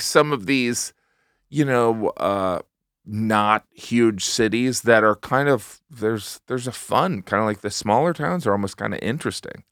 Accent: Northwest Indiana, United States; moved away; also born or lived in Elgin, Illinois / Barrington, Illinois / Munster, Indiana / Chesterton, Indiana; when I was growing up, this is what I knew, and this is what I've experienced, is that Northwest Indiana

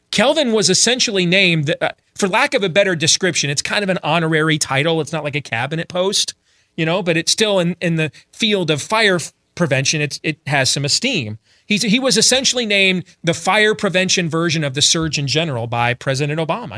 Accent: Iowa, United States; my home state of Iowa

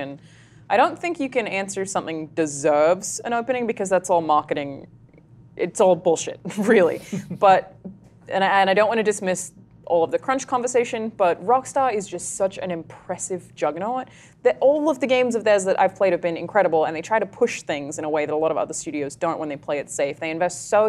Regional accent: Australia; I'm Australian

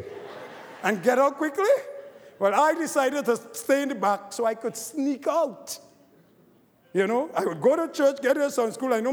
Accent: Trinidad & Tobago; moved away; growing up in Trinidad, I was a cricketer.

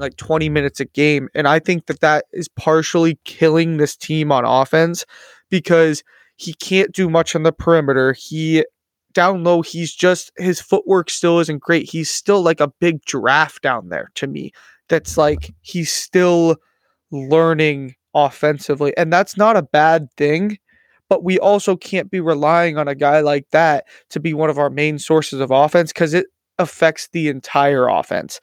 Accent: Iowa, United States; I'm from Iowa

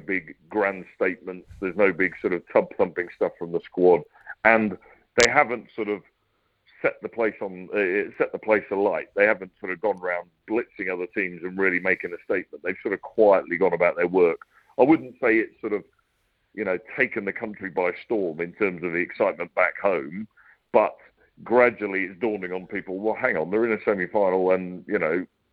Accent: England, United Kingdom

